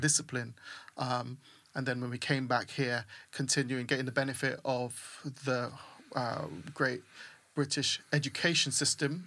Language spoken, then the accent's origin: English; St. Vincent & Grenadines; also born or lived in Hackney, London, United Kingdom; now in United Kingdom; I grew up in the Caribbean. My, my younger years were in the Caribbean